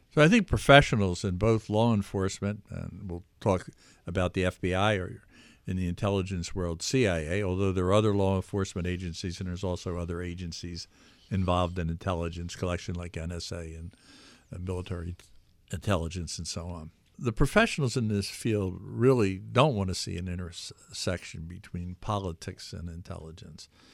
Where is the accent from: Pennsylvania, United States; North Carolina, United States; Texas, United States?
Pennsylvania, United States; Philadelphia; also born or lived in Washington suburbs; now in New York, United States; I was born in the Philadelphia area, and I lived in capitals around the world.